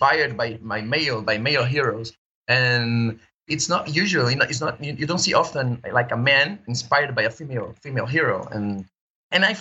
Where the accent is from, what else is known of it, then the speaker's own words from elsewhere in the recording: Brazil; moved away as an adult; now in Barcelona, Spain; I'm from Brazil, but I'm living in Barcelona now for like 6 months